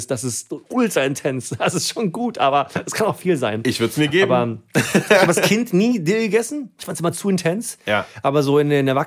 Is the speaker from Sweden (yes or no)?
yes; Sweden; German is a second language; Also erstens, im Dorf, wo ich aufgewachsen bin, gab es auf keinen Fall Döner.